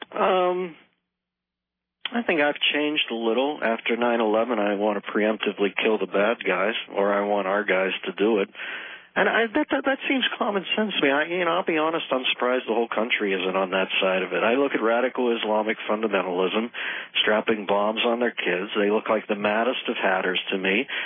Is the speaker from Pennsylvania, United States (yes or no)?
yes; Pittsburgh, Pennsylvania, United States; I'm from Pittsburgh